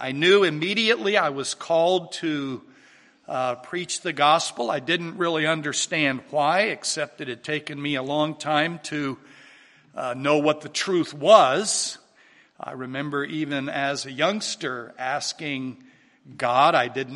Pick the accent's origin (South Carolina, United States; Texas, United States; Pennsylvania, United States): South Carolina, United States; Charleston; In 1955, I was born down in Charleston, South Carolina, and for the first 20 years of my life, I was raised in a very strict Roman Catholic upbringing.